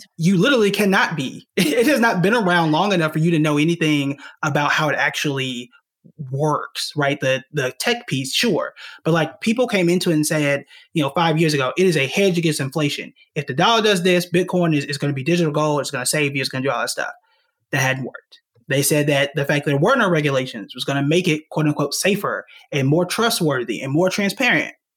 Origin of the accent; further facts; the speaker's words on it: Tulsa, Oklahoma, United States; moved away as an adult; also born or lived in New York; I'm born and raised in Tulsa, Oklahoma